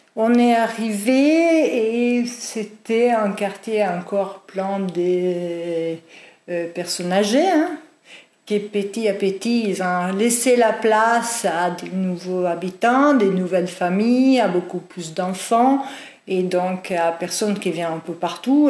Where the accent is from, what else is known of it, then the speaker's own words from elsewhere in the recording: Italy; French is a second language; moved away as an adult; also born or lived in Norway / England; now in Nantes, France; je suis italienne, euh, donc euh, j'ai vécu juste à mes 26 ans en Italie